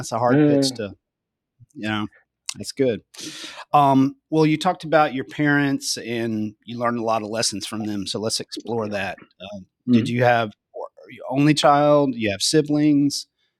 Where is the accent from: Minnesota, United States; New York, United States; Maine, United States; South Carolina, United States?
South Carolina, United States; the way I grew up in South Carolina.